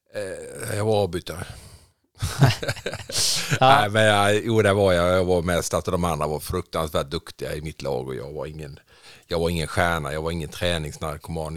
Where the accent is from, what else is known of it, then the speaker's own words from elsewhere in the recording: Jönköping, Jönköping County, Sweden; moved away as an adult; also born or lived in Saudi Arabia; now in Tidaholm, Sweden; Jag är uppväxt i Jönköping, i Vättersnäs, mellan Huskvarna och Jönköping.